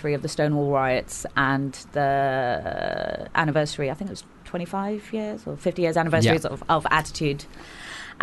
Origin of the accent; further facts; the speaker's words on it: Hounslow, Southall, Feltham, Hayes, London, United Kingdom; grew up in, like Hounslow, Southall, Feltham, Hayes, all of those areas